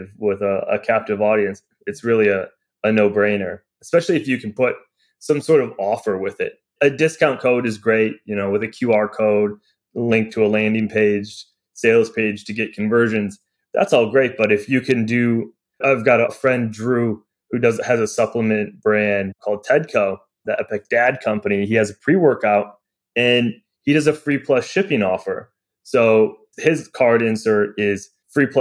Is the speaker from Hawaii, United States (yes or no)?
no; Michigan, United States; I grew up in Michigan and I grew up playing cornhole